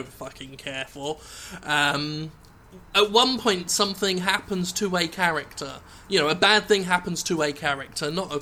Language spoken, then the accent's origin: English; Erith, London, United Kingdom; I was born and raised in Erith